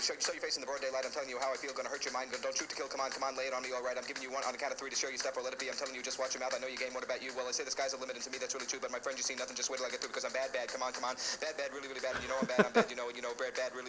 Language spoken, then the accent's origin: English; Long Island, New York, United States; when I was 12 years old, growing up on Long Island